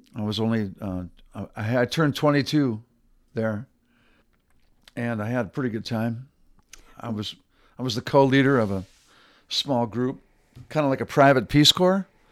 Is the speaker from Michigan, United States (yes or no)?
yes; Michigan, United States; moved away; I'm originally from Michigan.